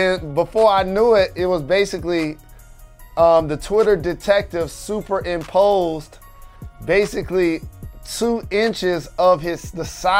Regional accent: Midwest, United States; now in Georgia, United States; As the Midwesterner here, as I do this show right now in the South, in Georgia

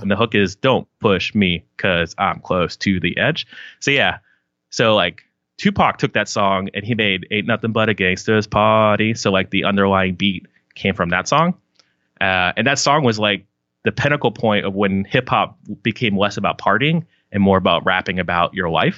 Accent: Palm Harbor, Florida, United States; I grew up in Palm Harbor, Florida, which is like two cities outside of Tampa

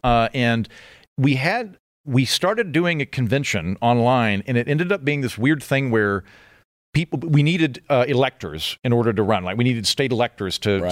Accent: Oklahoma, United States; moved away; also born or lived in Los Angeles; I'm from Oklahoma

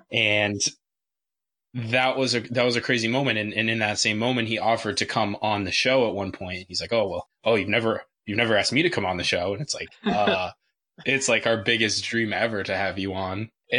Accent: United States; as American Everton fans

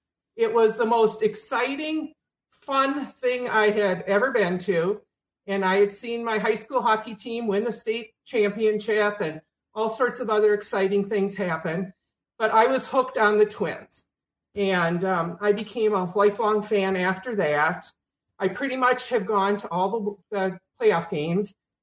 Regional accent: Hibbing, Minnesota, United States; I grew up in Hibbing, Minnesota.

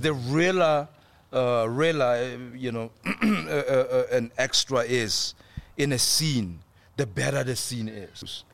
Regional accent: South Africa; as a South African actor

